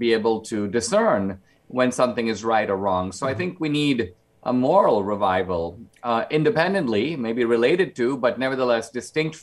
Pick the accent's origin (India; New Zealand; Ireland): India; now in United States; because I grew up in India, I live in two worlds, mm-hmm. mostly here in the United States